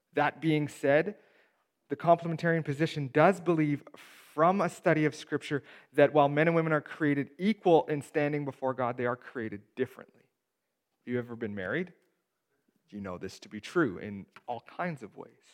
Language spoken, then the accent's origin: English; Steinbach, Manitoba, Canada; I grew up in Steinbach